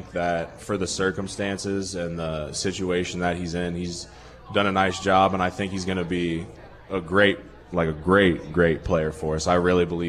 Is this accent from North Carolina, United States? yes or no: no; Miamisburg, Ohio, United States; moved away as an adult; now in Green Bay, United States; I usually just say Dayton because nobody knows what Miamisburg is, which is really like the suburb of Dayton where I'm from